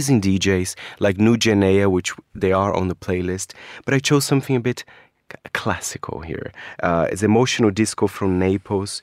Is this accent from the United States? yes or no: no; Brazil; moved away; my home country